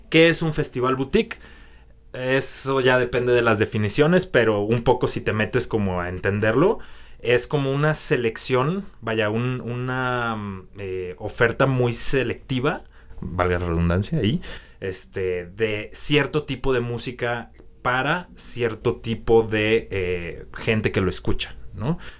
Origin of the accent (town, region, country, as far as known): Guadalajara, Jalisco, Mexico; born or raised there; moved away